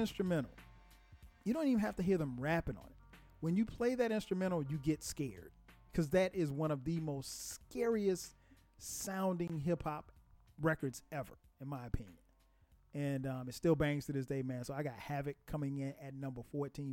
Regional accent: Atlanta, Georgia, United States; my hometown of Atlanta

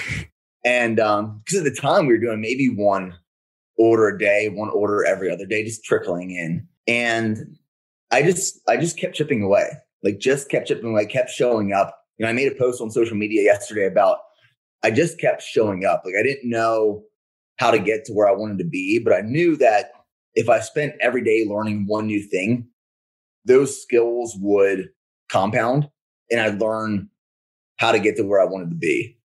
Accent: Pennsylvania, United States; I'm from Pennsylvania originally

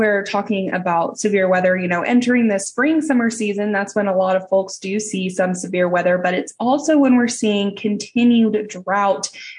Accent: Tornado Alley, United States; I am from Tornado Alley myself. And growing up, we experienced a whole lot of severe weather, a whole lot of tornadoes

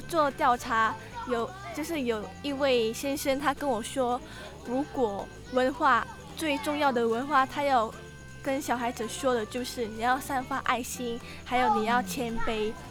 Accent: Indonesia; moved away as an adult; now in Taiwan; 我来自印尼，今年二十二岁，目前在台湾已经一年了

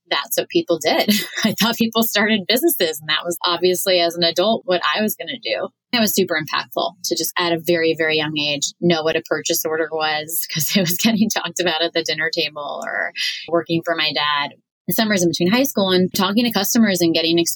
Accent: New York City, New York, United States; I grew up on the Queens Long Island border

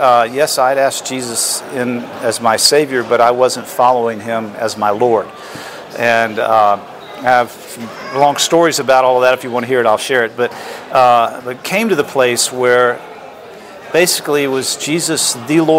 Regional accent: Atlanta, Georgia, United States; also born or lived in Florida; I was born in Atlanta, Georgia

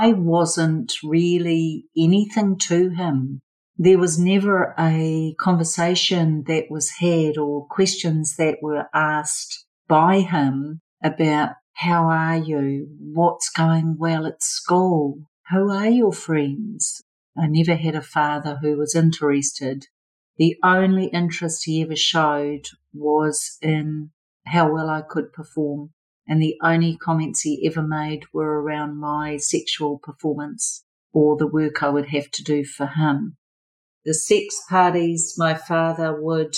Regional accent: Auckland, New Zealand; I was born and bred in Auckland, New Zealand, which is one of our biggest cities

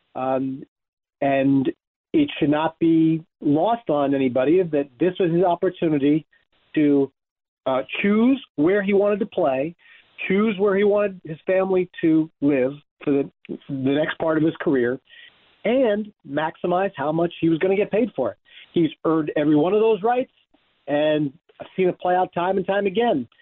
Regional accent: Pennsylvania, United States; I grew up in Pennsylvania

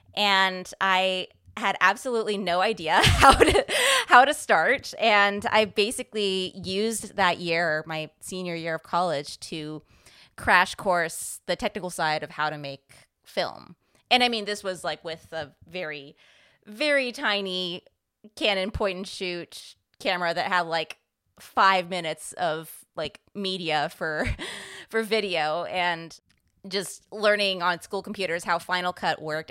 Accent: San Francisco Bay Area, California, United States; I grew up in the San Francisco Bay Area

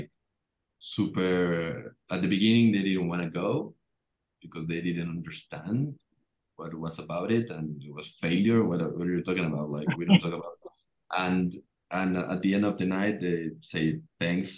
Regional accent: Mexico; we are from Latin American country

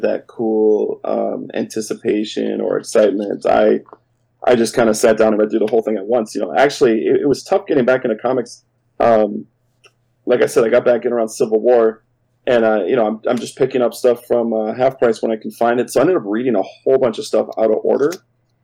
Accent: Minnesota, United States; as a Minnesotan

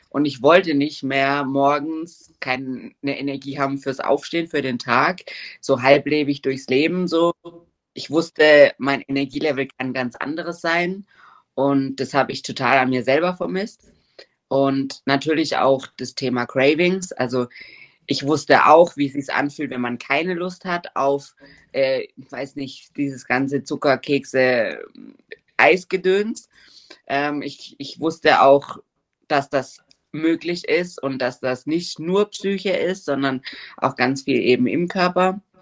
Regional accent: Germany; now in Switzerland; Ich komme aus Deutschland, wohne aber seit drei Jahren in der Schweiz.

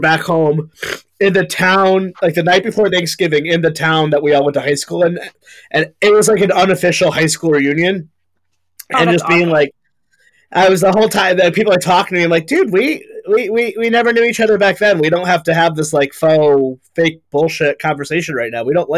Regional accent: Meriden, Connecticut, United States; moved away as an adult; also born or lived in Vermont; now in Rhode Island, United States; where I grew up in Meriden, and I'm like, oh yeah, yeah, it's Meriden. He's like, this is amazing. I'm like, dude, this sucks. There's nothing. It's like, it's Burger King and a strip mall

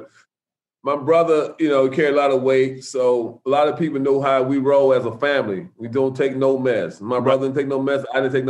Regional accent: Alabama, United States; I came from Alabama to play peewee ball.

